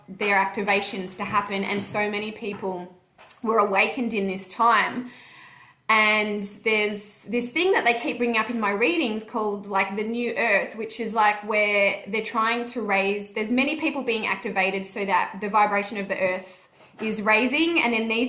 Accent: Melbourne, Victoria, Australia; we're from Melbourne

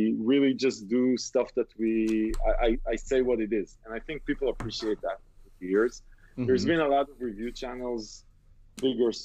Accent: Israel; I grew up in Israel

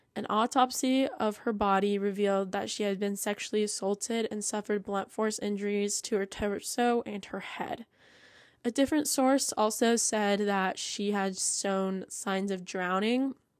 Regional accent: Idaho, United States; my home state

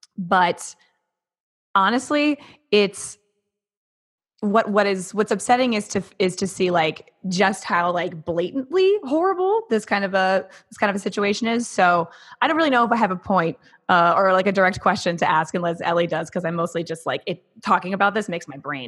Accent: Oregon, United States; But I'm from Oregon. So we've only voted by mail. I've only ever voted by mail in Oregon.

